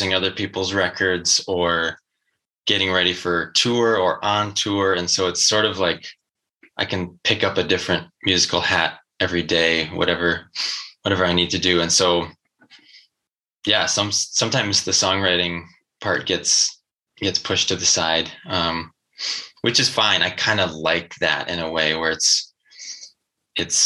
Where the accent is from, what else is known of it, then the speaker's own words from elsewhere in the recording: Wisconsin, United States; accent: Wisconsin; my Wisconsin accent